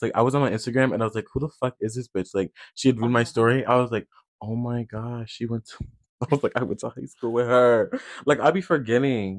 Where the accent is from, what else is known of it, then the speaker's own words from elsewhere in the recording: Iowa, United States; I'm from Iowa